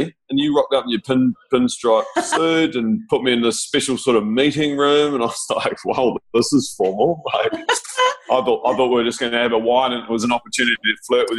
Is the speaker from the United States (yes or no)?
no; Napier, Hawke's Bay, New Zealand; moved away as an adult; also born or lived in Sydney / Toronto; I grew up in Napier Hawke's Bay, which is a small coastal town in the east coast of the North Island.